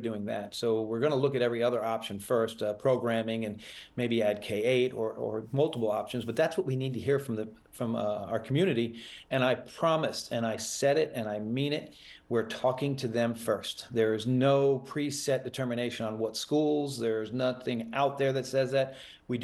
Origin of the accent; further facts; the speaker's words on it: Fort Lauderdale, Florida, United States; also born or lived in Delray Beach; I'm moving back to Broward and Fort Lauderdale, my hometown, next week.